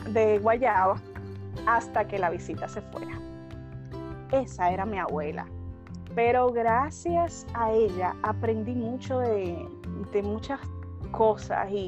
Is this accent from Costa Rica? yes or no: no; Argentina